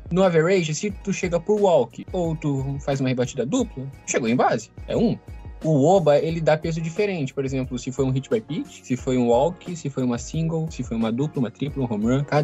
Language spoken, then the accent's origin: Portuguese; Gaúcho, Rio Grande do Sul, Brazil; Porque eu sou gaúcho.